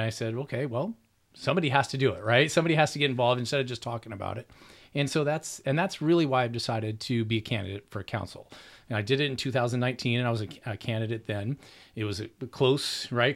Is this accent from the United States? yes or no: yes; Orange County, California, United States; now in Riverside, United States; I grew up in Orange County